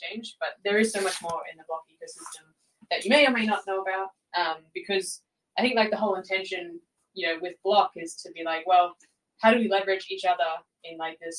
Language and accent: English; Australia; I'm Australian